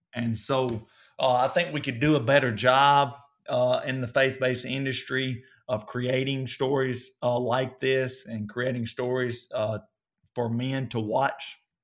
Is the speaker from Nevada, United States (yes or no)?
no; Coleman, North Alabama, United States; accent: southern; I grew up in North Alabama, so they, they went to my, uh, a town or close to m, where I grew up, uh, called Coleman